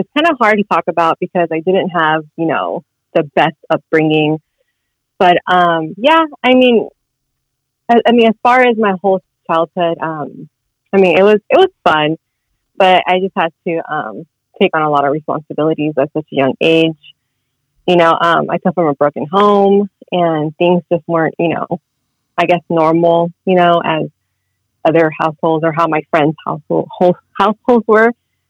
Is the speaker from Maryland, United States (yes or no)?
no; Long Beach, California, United States; Long Beach, California.